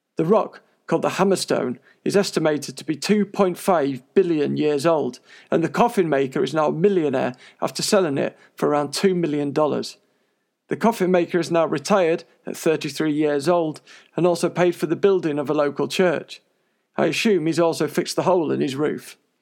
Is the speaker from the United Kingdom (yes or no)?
yes; Coventry, West Midlands, United Kingdom; also born or lived in London; I moved to Coventry from London when I was a little kid